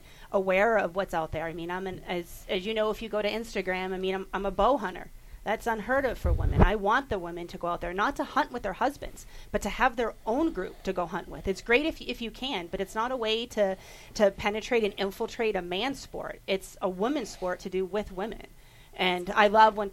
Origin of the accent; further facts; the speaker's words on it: Boston, Massachusetts, United States; now in Nevada, United States; I'm from Boston, so I had concrete. I didn't have the hills of Nevada, and the hills of Nevada are what I call home